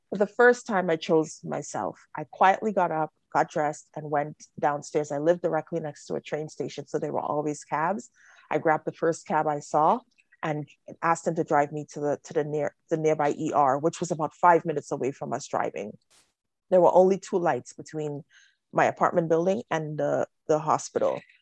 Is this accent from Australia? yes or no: no; Trinidad & Tobago; I'm a child witness of, of domestic violence growing up in Trinidad